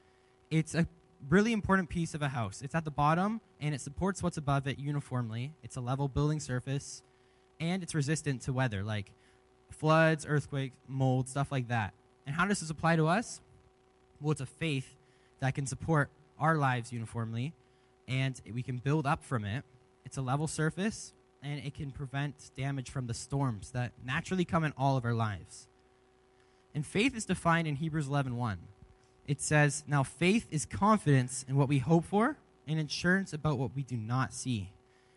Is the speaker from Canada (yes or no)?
yes; Leamington, Ontario, Canada; moved away as an adult; now in Kamloops, Canada; I'm actually from Ontario, and I moved here to go to this college program